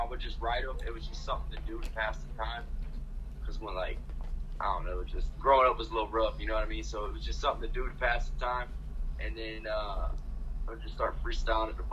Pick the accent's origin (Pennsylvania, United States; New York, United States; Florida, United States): Florida, United States; St. Petersburg; Growing up in St. Pete